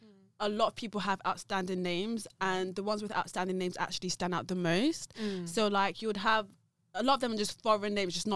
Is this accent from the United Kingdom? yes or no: no; Nigeria